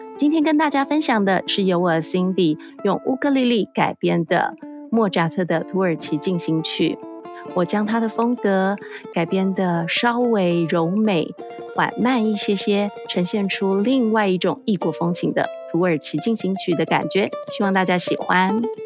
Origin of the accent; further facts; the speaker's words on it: Taiwan; 我们台湾这边